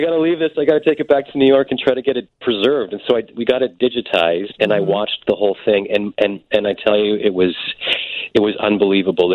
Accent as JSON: {"language": "English", "country": "Canada", "tie": "born or raised there", "said": "I grew up in Canada"}